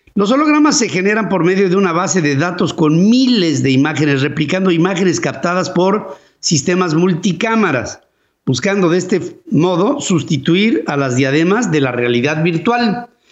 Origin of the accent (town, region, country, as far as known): Mexico